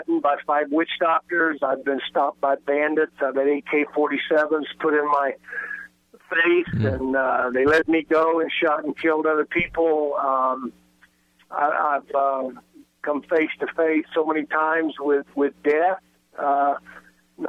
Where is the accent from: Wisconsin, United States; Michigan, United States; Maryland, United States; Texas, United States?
Texas, United States; West; I was brought up playing in Texas with the wind out west Texas